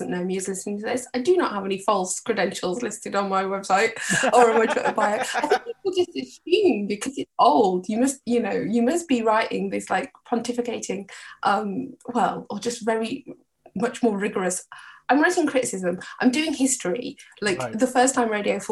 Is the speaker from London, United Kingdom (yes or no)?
no; Birkenhead, North West England, United Kingdom; I'm from Birkenhead.